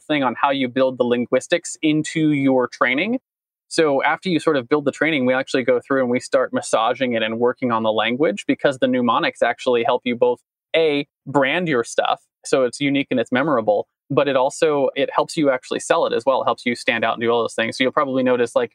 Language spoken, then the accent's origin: English; United States; I stand proud as an American